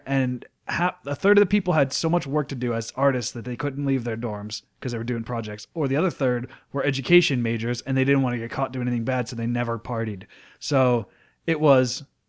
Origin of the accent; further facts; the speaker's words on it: Plum Borough, Pennsylvania, United States; I grew up in Plumborough.